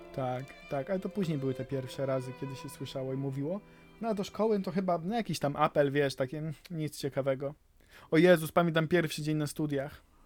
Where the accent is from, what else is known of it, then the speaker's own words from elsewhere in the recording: Zagłębie, Silesian Voivodeship, Poland; to ja bardziej z Zagłębia